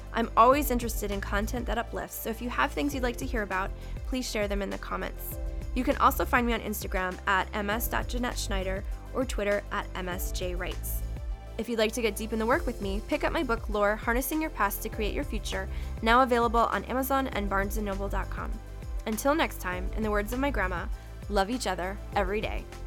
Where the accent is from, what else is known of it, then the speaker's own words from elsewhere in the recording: Florida, United States; I grew up in Florida